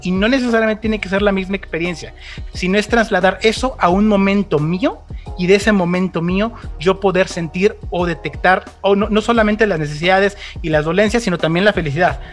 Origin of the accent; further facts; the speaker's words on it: Mexico; de México para el mundo